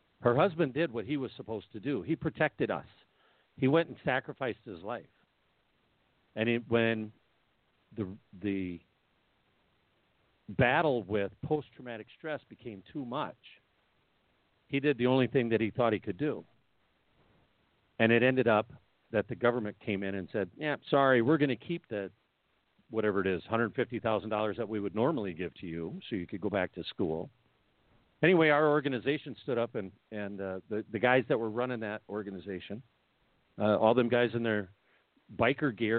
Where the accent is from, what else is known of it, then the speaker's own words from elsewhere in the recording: Minneapolis, Minnesota, United States; I'm from Minneapolis